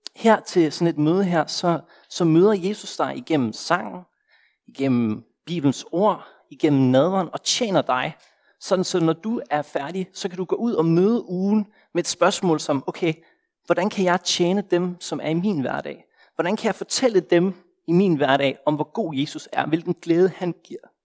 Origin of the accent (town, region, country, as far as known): Denmark; moved away as an adult; now in Copenhagen, Denmark